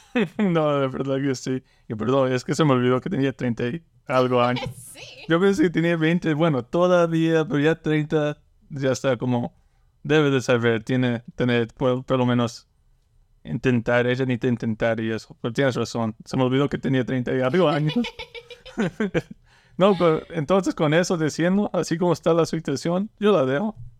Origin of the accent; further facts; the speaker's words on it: Lake Charles, Louisiana, United States; toda mi vida he vivido como en Lake Charles y me gusta. Me, gusta en Luisiana